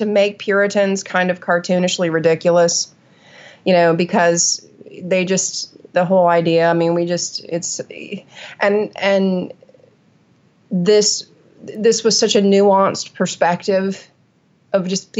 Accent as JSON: {"language": "English", "region": "New England", "country": "United States", "tie": "born or raised there", "said": "only a kid in New England, growing up in New England, making a point of studying New England"}